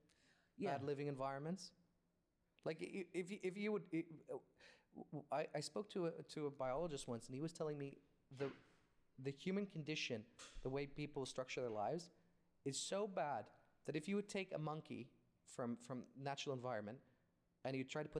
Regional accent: Saudi Arabia; I grew up in the 90s in Saudi Arabia

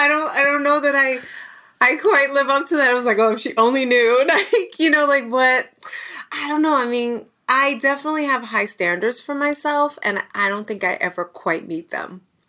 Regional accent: New York City, New York, United States; I was born and raised in the Bronx.

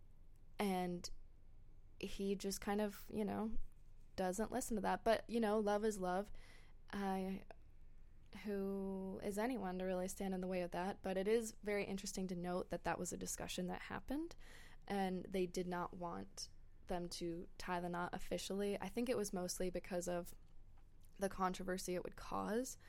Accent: United States; being an American over here

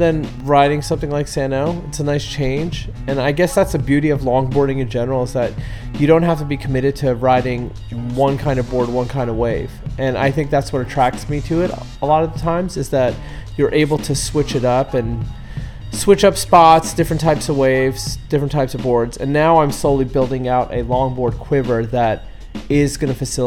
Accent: New York City, New York, United States; now in Southern California, United States; Rockaway, New York City, basically in my hometown

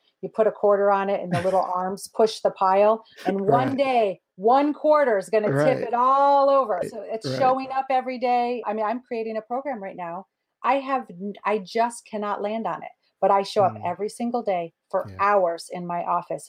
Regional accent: Midwest, United States; I was born in the Midwest

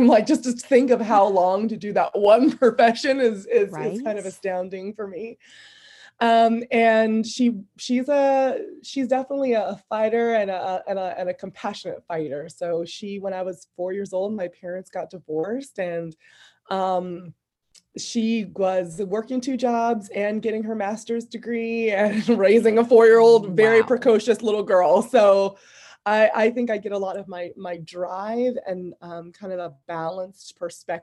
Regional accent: Fairview, California, United States; I grew up in the Bay Area in California, in a small area called Fairview County

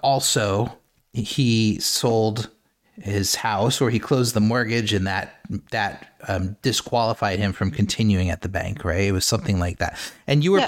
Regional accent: United States; I'm American

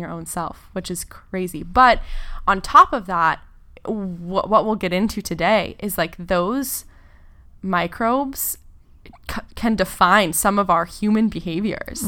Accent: Gualala, California, United States; I grew up in a really, really small town in the middle of nowhere, uh, in, in Northern California

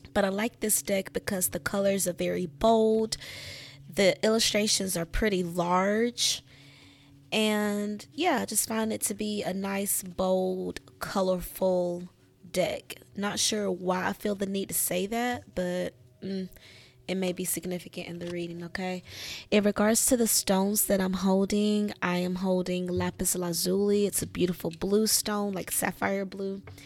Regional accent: United States; the U S, my home country

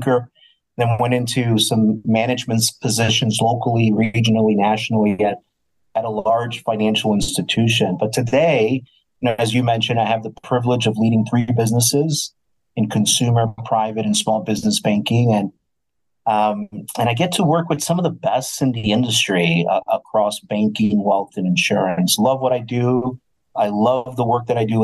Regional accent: New Jersey, United States; moved away as an adult; also born or lived in Ohio / Florida / South America / Chicago; now in Wisconsin, United States; I was from the East Coast, born and raised in New Jersey

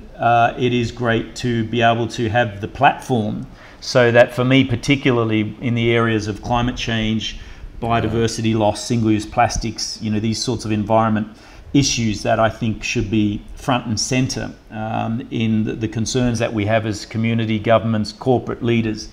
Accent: Burnie, Tasmania, Australia; From the northwest coast, a town called Burnie.

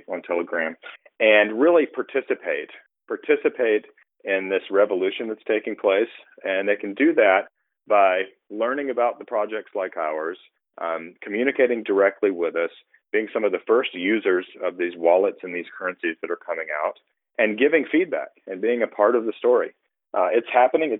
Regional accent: United States; I'm an American. I grew up here. I lived here most of the time

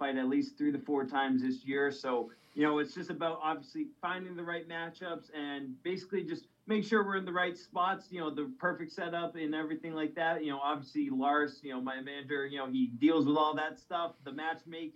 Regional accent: Mashpee, Massachusetts, United States; I was born in Mashpee, so I have the Cape Cod connection

